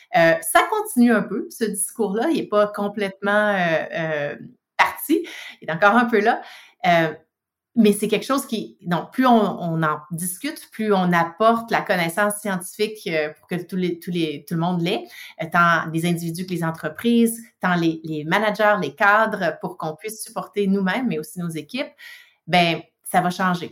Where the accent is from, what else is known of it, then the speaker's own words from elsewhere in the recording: Quebec, Canada; now in British Columbia, Canada; je suis une Québécoise de souche, exportée en Colombie-Britannique. Euh, mais oui, donc du Québec, euh, né au Québec